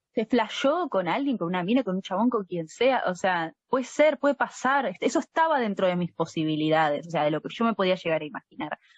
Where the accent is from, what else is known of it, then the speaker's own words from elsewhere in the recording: Buenos Aires, Argentina; nosotras somos muy porteñas